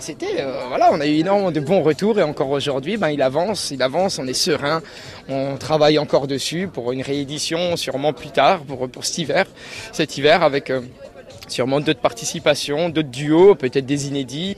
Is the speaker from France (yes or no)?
yes; Alsace, Grand Est, France; je suis d'Alsace.